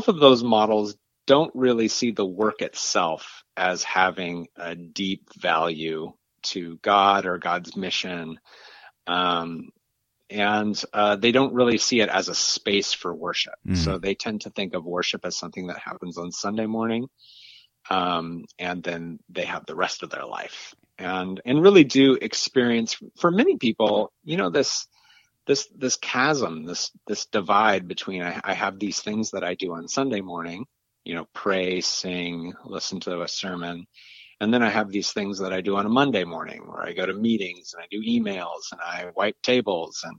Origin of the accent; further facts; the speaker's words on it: just north of Seattle, Washington, United States; moved away; I grew up in a Dutch Reformed immigrant community just north of Seattle